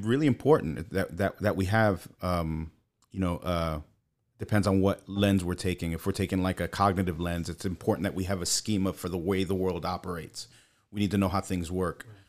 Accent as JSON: {"language": "English", "town": "New York City", "region": "New York", "country": "United States", "tie": "born or raised there", "moved": "as an adult", "said": "grew up in Brooklyn until I was 24."}